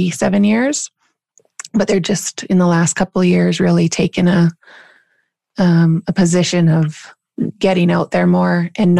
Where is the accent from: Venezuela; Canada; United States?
Canada; Shaunavon, Saskatchewan; being from small town Shaunavon, Saskatchewan